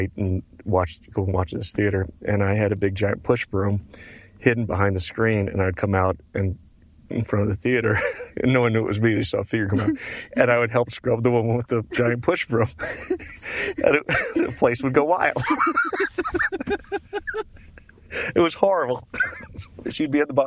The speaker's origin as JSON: {"language": "English", "region": "New York", "country": "United States", "also_born_or_lived": "Houston, Texas", "moved": "yes", "said": "I was from New York and had a hard time assimilating"}